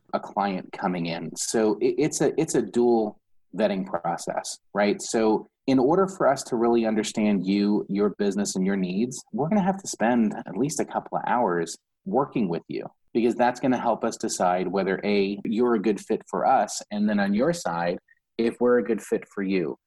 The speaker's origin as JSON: {"language": "English", "region": "New York", "country": "United States", "tie": "born or raised there", "moved": "yes", "lives_now": "Florida, United States", "said": "I'm a New Yorker. I'm born and raised in New York. Yes, I live in Florida"}